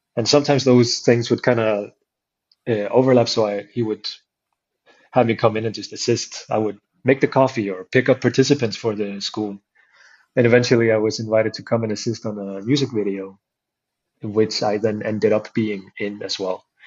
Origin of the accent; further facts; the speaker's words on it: Iceland; the town I grew up in, so I started going to the capital city to train it with the guys there